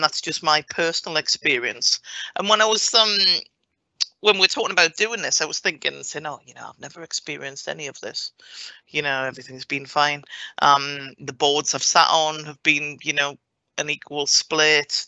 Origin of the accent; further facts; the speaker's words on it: Morpeth, North East England, United Kingdom; moved away; I grew up in Morpeth in Northumberland